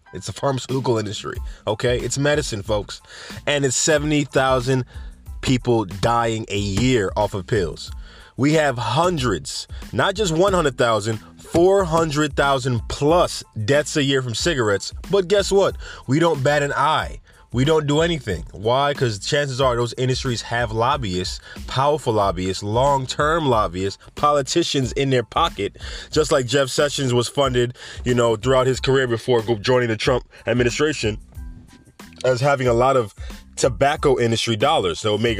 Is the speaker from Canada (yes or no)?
no; Jamaica; Anyway, we have Jamaica, my home country. I don't know why I said home country in a country accent.